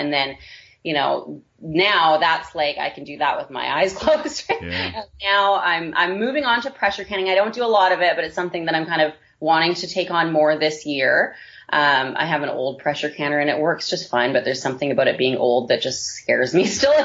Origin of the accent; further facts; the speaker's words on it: Vancouver, British Columbia, Canada; moved away; my husband and I both grew up in the city. We're both from Vancouver, BC, originally